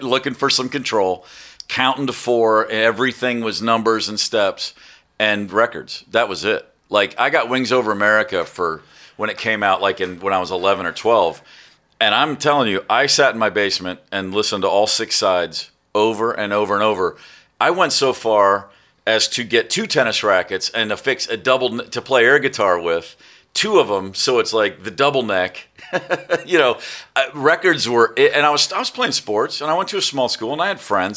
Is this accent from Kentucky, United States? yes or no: yes; Kentucky, United States; also born or lived in Maryland; when I was ten, I moved to Kentucky to a really small town